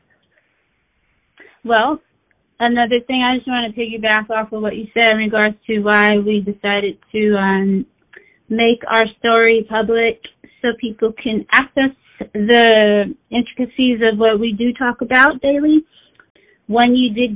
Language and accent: English; Daly City, California, United States; also born or lived in Oakland; I'm originally from the Bay Area. I was born in Oakland, raised in Daly City, and now I'm back in Oakland.